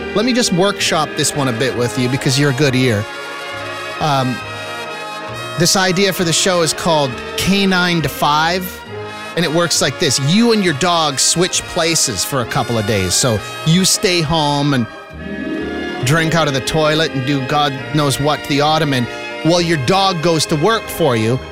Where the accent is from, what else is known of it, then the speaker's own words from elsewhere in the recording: Saskatchewan, Canada; Saskatchewan people, and I'm one of you